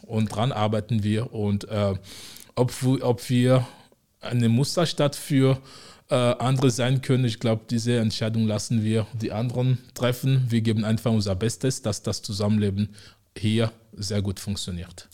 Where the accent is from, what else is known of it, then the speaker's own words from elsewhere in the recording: Togo; moved away as an adult; also born or lived in Osnabrück, Germany / Frankfurt am Main, Germany; now in Konstanz, Germany; ich komme ursprünglich aus Togo, äh, Westafrika. Ähm, in Deutschland lebe ich jetzt seit mittlerweile 13 Jahren.